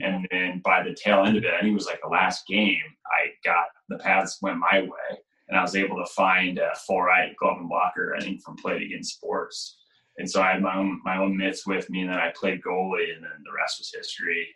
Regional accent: St. Louis, Missouri, United States; growing up in St. Louis

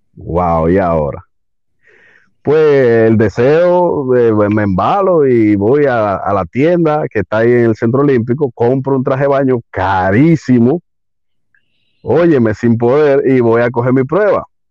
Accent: Santo Domingo, Distrito Nacional, Dominican Republic; aquí, Santo Domingo, eh, República Dominicana, en el Distrito Nacional exactamente, sí, soy capitaleño en un buen decir.

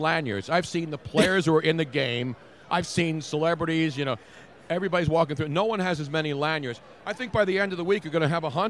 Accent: Philadelphia, Pennsylvania, United States; they know I'm from Philadelphia

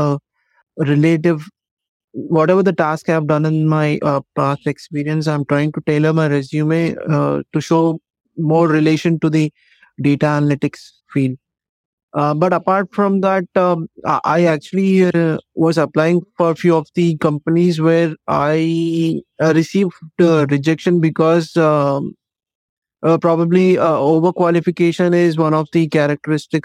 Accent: India; moved away as an adult; now in Texas, United States; I was a quality engineer for about 7 years in my home country, India.

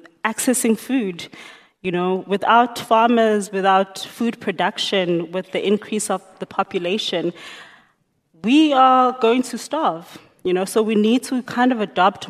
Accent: Emalahleni, Mpumalanga, South Africa; also born or lived in Johannesburg; I was born and bred there

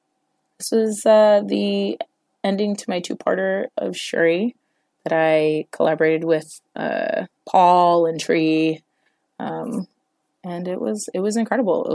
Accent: New York, United States; I'm from New York

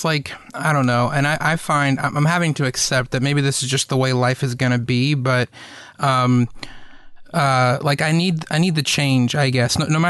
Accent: East Coast, United States; moved away; also born or lived in Los Angeles / the Southeast; I grew up on the East Coast

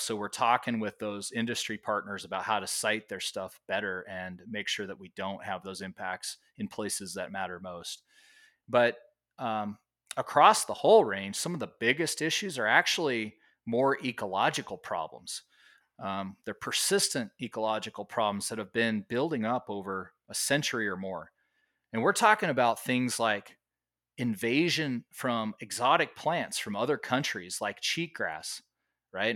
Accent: Las Vegas, Nevada, United States; now in Oregon, United States; I grew up in Las Vegas

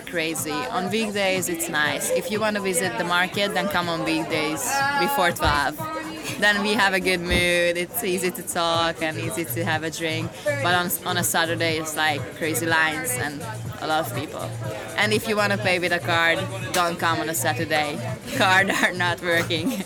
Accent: Southern Hungary, Hungary; English is a second language; now in Edinburgh, United Kingdom; I'm from Hungary, from the south part of Hungary.

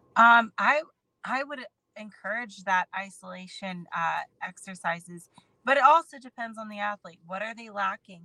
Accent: Akron, Ohio, United States; I'm a girl from Akron, Ohio

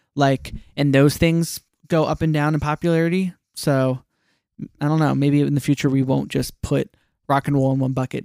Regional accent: New Jersey, United States; I'm from New Jersey

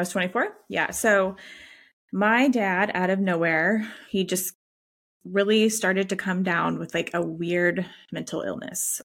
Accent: the Bible Belt, United States; we're from the Bible Belt

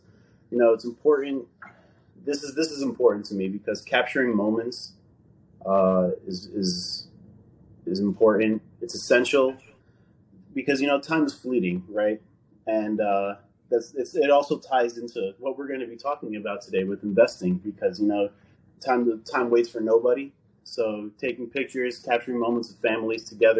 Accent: New Jersey, United States; I'm born and raised here in New Jersey.

